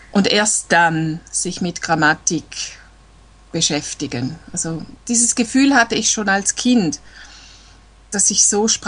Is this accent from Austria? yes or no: no; Eastern Switzerland, Switzerland; Ich komme aus der Schweiz, aus der Ostschweiz, nahe beim Bodensee.